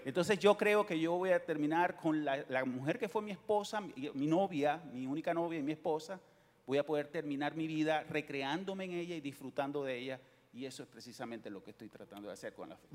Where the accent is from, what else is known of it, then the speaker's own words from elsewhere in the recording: Venezuela; moved away as an adult; also born or lived in Miami, United States; now in Houston, United States; venimos de Venezuela, nacimos en Venezuela y llegamos a este país hace 18 años